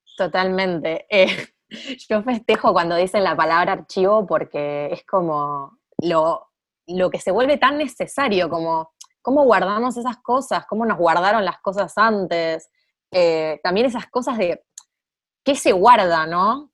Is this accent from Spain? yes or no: no; Argentina